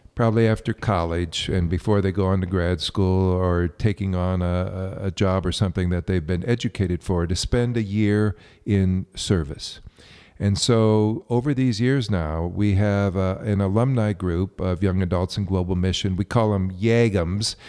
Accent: Colorado, United States; I come from Colorado

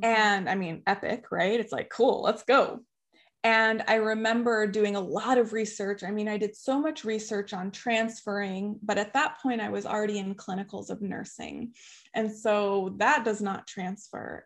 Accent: Tucson, Arizona, United States; I was raised in Tucson, Arizona

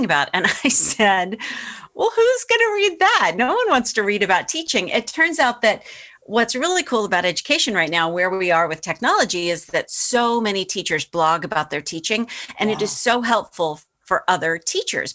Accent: Boston, Massachusetts, United States; that was my hometown paper

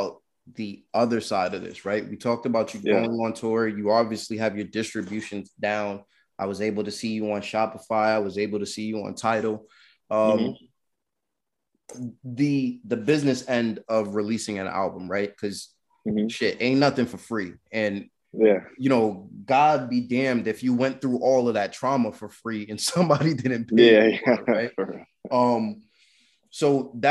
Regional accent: New York City, New York, United States; I'm from Brooklyn

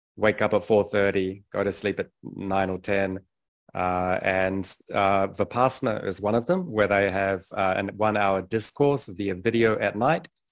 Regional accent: New Zealand; moved away as an adult; also born or lived in London; I was born in New Zealand, had a pretty conventional upbringing

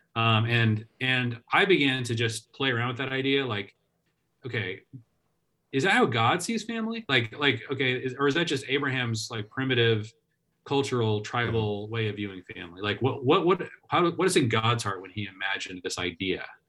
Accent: Seattle, Washington, United States; I grew up in the Seattle area

